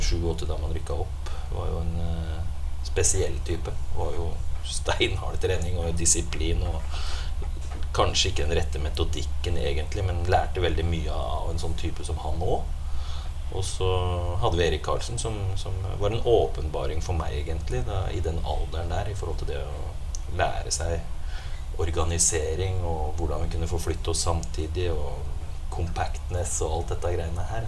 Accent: Rælingen, Akershus, Norway; also born or lived in Blystadlia; jeg vokste opp de første 13 åra der ute, ute i Rælingen

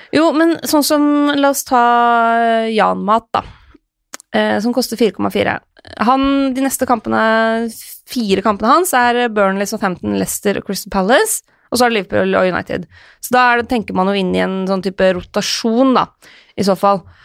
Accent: Lillehammer, Innlandet, Norway; moved away; Vært hjemme på Lillehammer en tur

